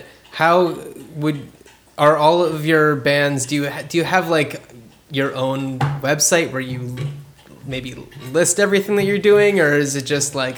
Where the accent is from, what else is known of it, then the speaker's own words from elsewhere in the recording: New Jersey, United States; I am from New Jersey.